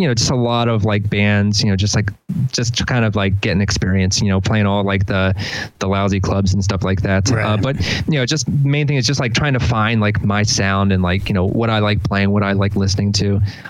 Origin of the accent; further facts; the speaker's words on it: Delaware, United States; also born or lived in Philadelphia; Yeah, moved down to here about 7 years ago from Philly. Before that, I was living in, I'm from Delaware originally.